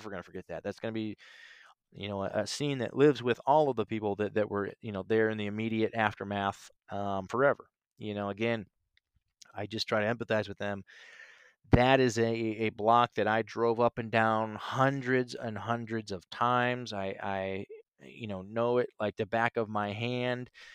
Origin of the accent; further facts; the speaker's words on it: Canton, Ohio, United States; moved away as an adult; also born or lived in Nashville, Tennessee / Chicago; my leaving my hometown, my home state of Ohio, uh, Canton, Ohio, and, and moving to Nashville December twenty-seventh, twenty fifteen.